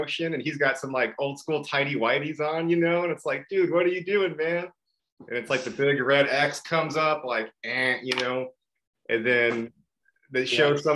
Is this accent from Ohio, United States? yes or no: no; San Diego, California, United States; now in Washington, D.C., United States; I am from San Diego